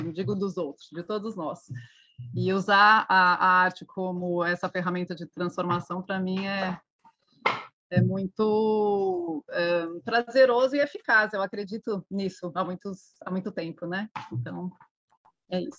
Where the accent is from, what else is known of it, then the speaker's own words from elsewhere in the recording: Brazil; eu como brasileira